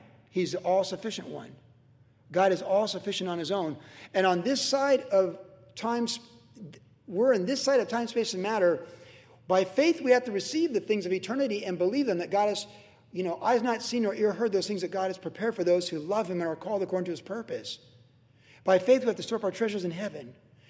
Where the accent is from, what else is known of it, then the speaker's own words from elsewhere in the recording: Virginia, United States; When I was a kid growing up in Virginia, you know, I went to all those Catholic churches younger, and then I went to base chapels